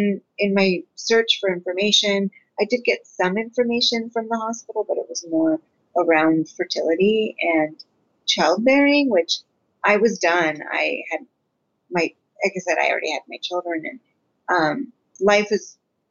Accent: Redwood City, California, United States; I am from the Bay Area. I was born and raised in Redwood City, but my parents immigrated from Guatemala.

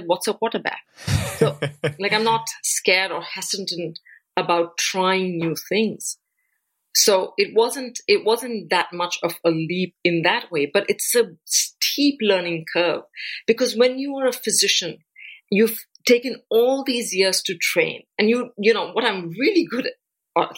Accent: India; now in United States; the country that I come from, which is India

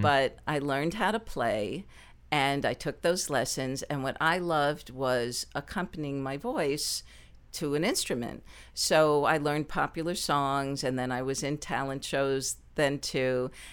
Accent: New Jersey, United States; moved away as an adult; also born or lived in Baltimore / New York; now in Los Angeles, United States; I was born and raised in New Jersey

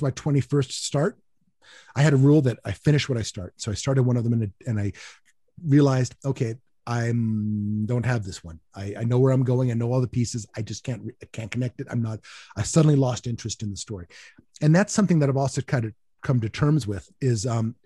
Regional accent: United States; I am an American

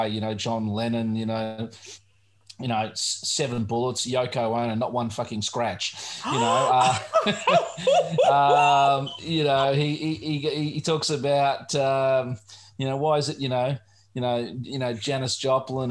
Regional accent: Australia; as an Australian growing up here

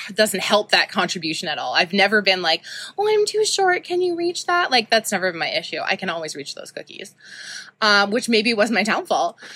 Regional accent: Saskatoon, Saskatchewan, Canada; I grew up in Saskatoon.

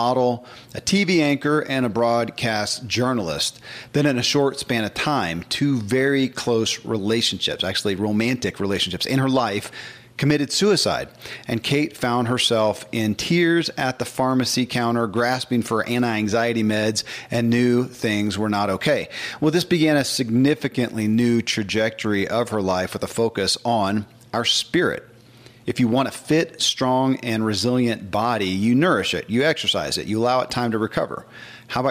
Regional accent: the Bible Belt, United States; I grew up in the Bible Belt

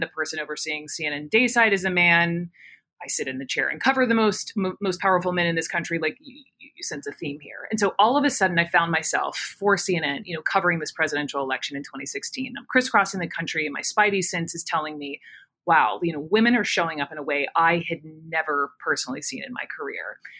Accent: Atlanta, Georgia, United States; moved away as an adult; also born or lived in Chapel Hill; I grew up in Atlanta.

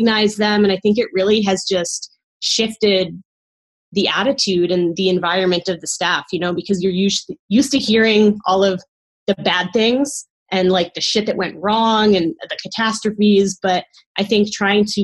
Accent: East Coast, United States; moved away as an adult; also born or lived in Caribbean; now in Northern California, United States; I grew up on the East Coast

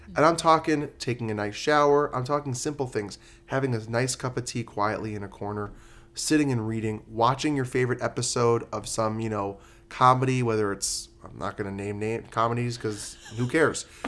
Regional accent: New York, United States; now in Las Vegas, United States; I'm from New York

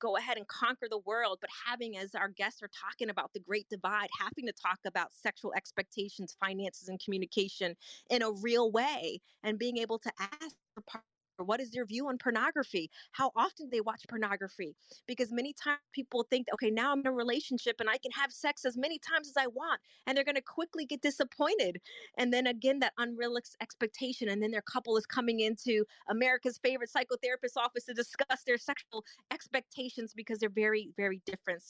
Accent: New York, United States; I grew up in New York

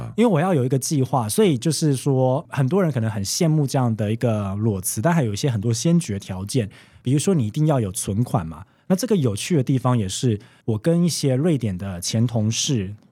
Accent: Taiwan; moved away as an adult; now in Sweden; 以我台湾人角度来讲

